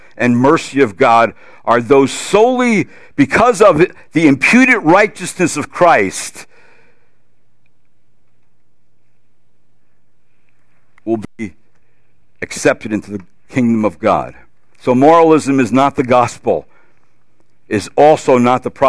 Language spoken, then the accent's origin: English; New Jersey, United States; I'm from New Jersey.